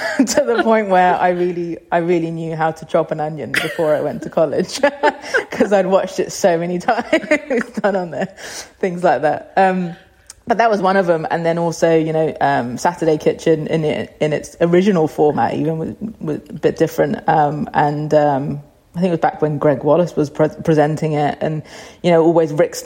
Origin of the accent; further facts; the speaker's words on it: London, United Kingdom; growing up in North London in a Cypriot household